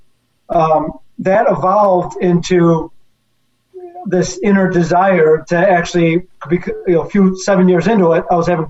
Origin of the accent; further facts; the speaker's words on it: Chicago, Illinois, United States; I had some experience growing up in Chicago with my dad's places